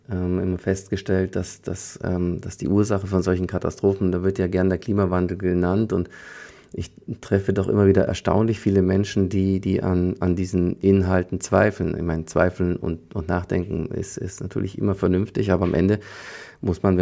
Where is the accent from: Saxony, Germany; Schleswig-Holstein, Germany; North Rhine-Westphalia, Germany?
Saxony, Germany; Leipzig; born there; ich bin ja in der DDR geboren, in Leipzig, da war die Sirenenprobealarm.